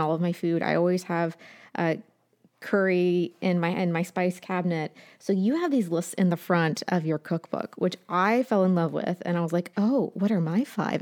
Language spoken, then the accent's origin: English; Appalachia, United States; I'm from Appalachia